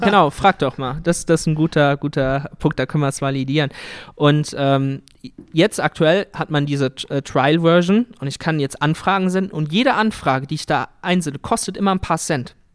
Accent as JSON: {"language": "German", "area": "Siegerland", "region": "North Rhine-Westphalia", "country": "Germany", "said": "wir kommen ja aus dem Siegerland"}